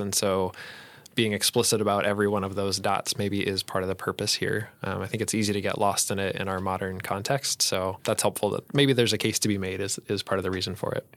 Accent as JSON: {"language": "English", "region": "Colorado", "country": "United States", "tie": "born or raised there", "also_born_or_lived": "Saint Paul, Minnesota", "moved": "yes", "lives_now": "Roseville, United States", "said": "I grew up in Colorado"}